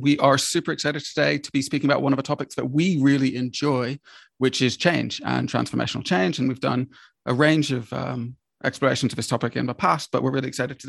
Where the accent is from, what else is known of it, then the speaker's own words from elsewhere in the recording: Charlottesville, Virginia, United States; moved away; I grew up in the States, and I grew up in Charlottesville in Virginia.